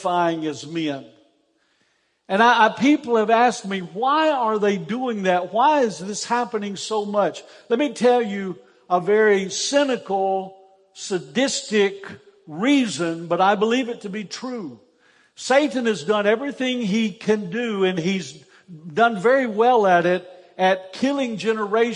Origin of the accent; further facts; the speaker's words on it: Easley, South Carolina, United States; I grew up in Easley, South Carolina